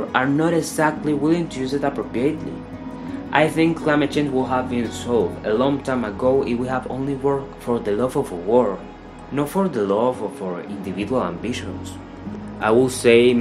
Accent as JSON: {"language": "English", "town": "Valencia", "region": "Carabobo", "country": "Venezuela", "said": "I am from Valencia, Venezuela"}